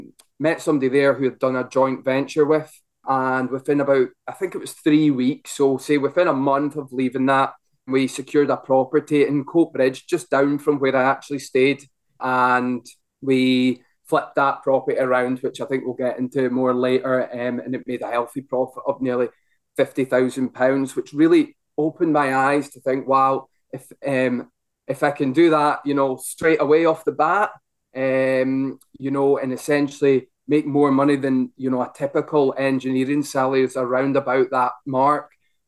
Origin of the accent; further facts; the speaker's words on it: Ellon, Scotland, United Kingdom; now in Glasgow, United Kingdom; I'm from Ellen, where Phil obviously his main office is.